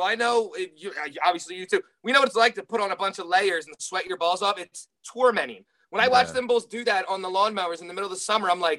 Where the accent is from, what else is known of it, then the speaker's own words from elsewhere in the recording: North Wales, Pennsylvania, United States; I'm from North Wales